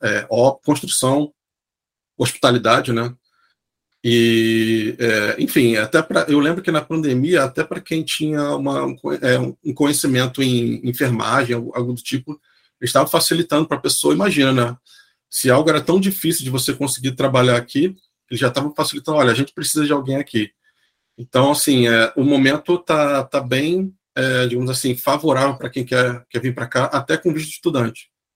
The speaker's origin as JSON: {"language": "Portuguese", "region": "Rio de Janeiro", "country": "Brazil", "also_born_or_lived": "Santos / Sydney", "moved": "as an adult", "lives_now": "Wollongong, Australia", "said": "eu sou do Rio"}